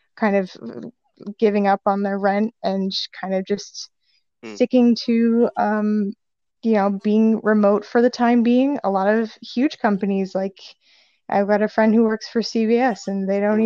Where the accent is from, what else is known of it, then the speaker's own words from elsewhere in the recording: Saratoga Springs, New York, United States; moved away as an adult; also born or lived in Savannah, Georgia; now in Brooklyn, United States; I'm from Saratoga